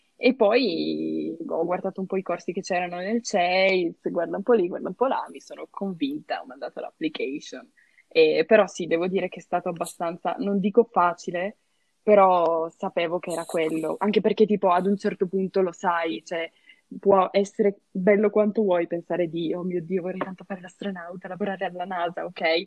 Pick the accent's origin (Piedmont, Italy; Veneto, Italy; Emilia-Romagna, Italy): Piedmont, Italy; Turin; moved away as an adult; now in Trento, Italy; che vengo da Torino